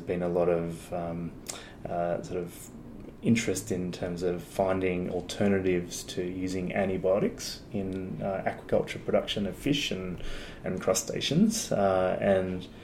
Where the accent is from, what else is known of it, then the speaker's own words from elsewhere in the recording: Sydney, New South Wales, Australia; I grew up in Sydney on the northern beaches there, mm-hmm. at a place called Avalon.